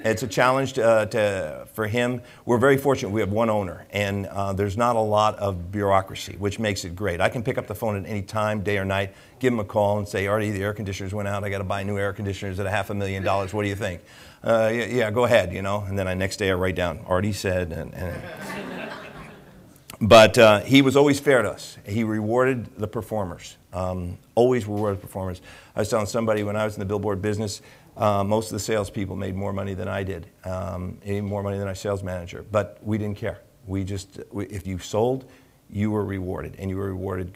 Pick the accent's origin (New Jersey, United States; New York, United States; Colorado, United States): New Jersey, United States; moved away; I'm from New Jersey